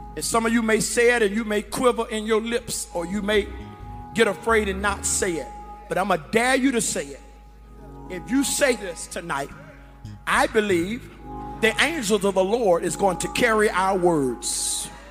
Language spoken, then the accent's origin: English; Gretna, Virginia, United States; moved away; I'm from Gretna, Virginia.